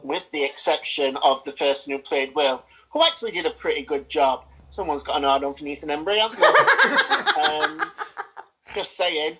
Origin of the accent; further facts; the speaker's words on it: United Kingdom; I've grown to accept my Britishness